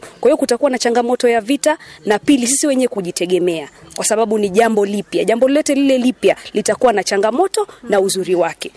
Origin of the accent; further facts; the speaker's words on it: Mombasa, Mombasa County, Kenya; mimi ni mkazi wa Mombasa